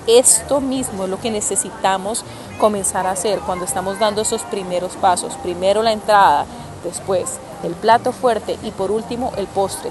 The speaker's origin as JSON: {"language": "Spanish", "town": "Cali", "region": "Valle del Cauca", "country": "Colombia", "said": "soy caleña"}